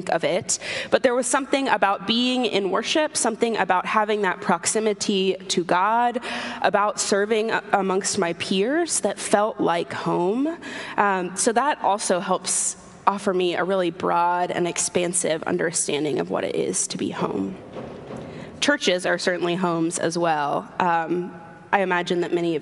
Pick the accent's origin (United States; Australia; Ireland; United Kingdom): United States; Atlanta, Georgia; moved away as an adult; also born or lived in Sewanee, Tennessee / Austin, Texas / Fayetteville, Arkansas; now in Washington, DC, United States; I grew up in Atlanta. I was born and raised there. I lived there until I went to college.